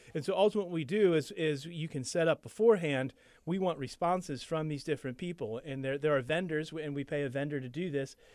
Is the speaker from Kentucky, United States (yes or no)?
yes; Kentucky, United States; moved away; I grew up in Kentucky